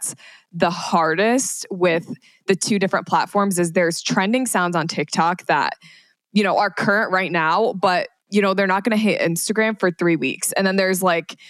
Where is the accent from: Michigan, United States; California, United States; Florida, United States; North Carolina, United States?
Michigan, United States; moved away as an adult; also born or lived in New York; I was living in New York, but I was from Michigan